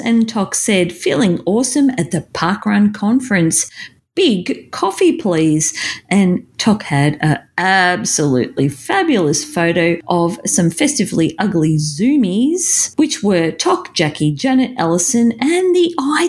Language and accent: English; Melbourne, Victoria, Australia; I come from Melbourne